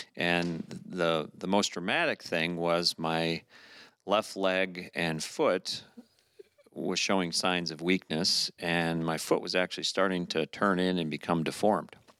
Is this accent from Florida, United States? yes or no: yes; Orlando, Florida, United States; moved away; I grew up in Florida